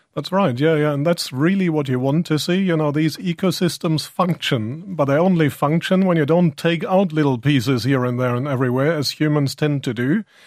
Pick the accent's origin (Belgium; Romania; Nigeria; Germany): Germany; accent: German; now in Ireland; I'm actually German, and in Germany we've been living with wolves